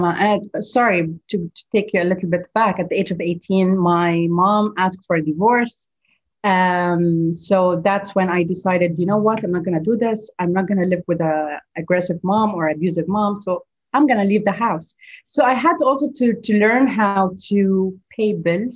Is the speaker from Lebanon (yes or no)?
yes; Beirut, Beirut Governorate, Lebanon; also born or lived in Dubai, United Arab Emirates; now in Gulf; my hometown, Beirut